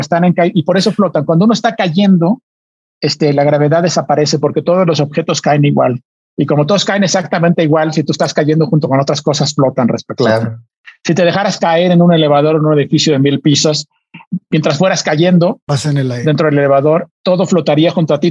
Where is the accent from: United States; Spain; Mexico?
Mexico; con otros nueve mexicanos, artistas, yo era el único científico